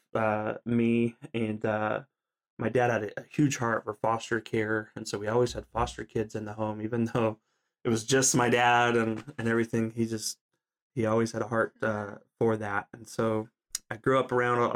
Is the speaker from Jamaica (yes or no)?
no; Southern California, United States; also born or lived in Alaska; I grew up in Southern California.